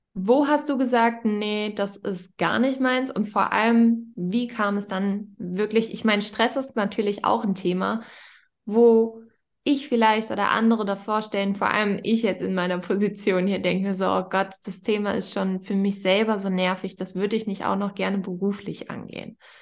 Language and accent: German; Northern Germany, Germany; ich komme ja aus Norddeutschland